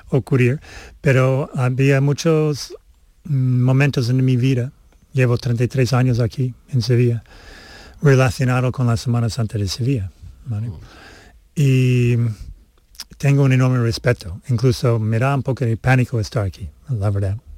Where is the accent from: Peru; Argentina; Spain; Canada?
Canada; born there; Mm, nací en Canadá y por eso tengo la nacionalidad de, Canadá.